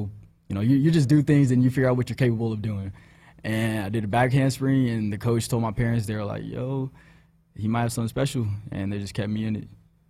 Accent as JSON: {"language": "English", "town": "Houston", "region": "Texas", "country": "United States", "said": "I'm from Houston. Just started introducing myself and everything."}